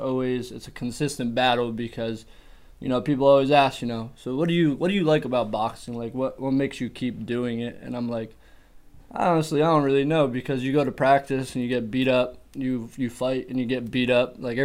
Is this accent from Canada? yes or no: no; Berwick, Pennsylvania, United States; also born or lived in Queens, New York; I lived in Berwick. I lived in the area since I was 11. I was born in Queens, New York. I moved around a little bit when I was a kid. And, kind of settled into Berwick when I was about 11.